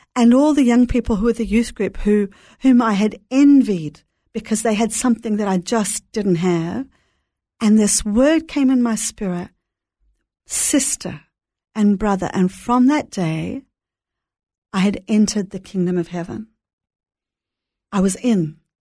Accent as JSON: {"language": "English", "town": "Brisbane", "region": "Queensland", "country": "Australia", "tie": "born or raised there", "also_born_or_lived": "Jerusalem / Melbourne", "moved": "yes", "lives_now": "Sydney, Australia", "said": "I grew up in Brisbane"}